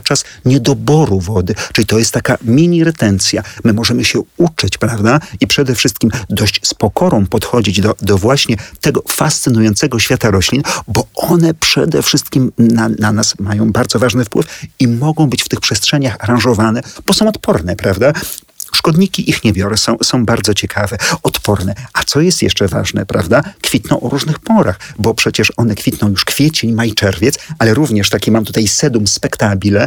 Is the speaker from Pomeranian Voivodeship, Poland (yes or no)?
no; Warsaw, Masovian Voivodeship, Poland; Urodziłem się w Warszawie, mieszkam tyle lat